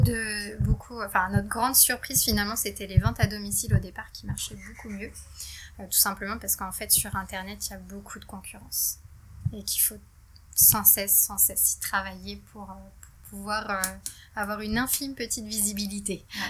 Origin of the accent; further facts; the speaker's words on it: Guipry-Messac, Brittany, France; nous, on est originaire de Guipry-Messac